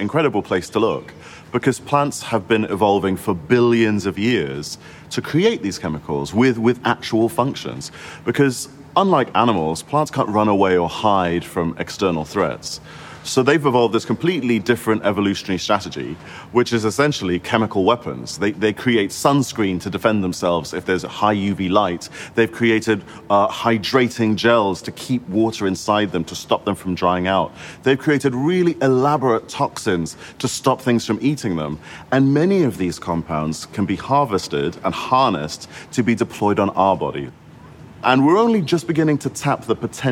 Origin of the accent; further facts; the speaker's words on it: Singapore; now in United Kingdom; I grew up in Singapore